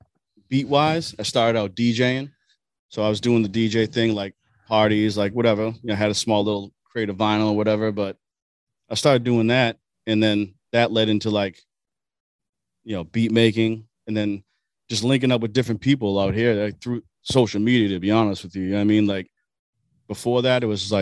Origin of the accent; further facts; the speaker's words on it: Boston, Massachusetts, United States; I'm from East Boston originally.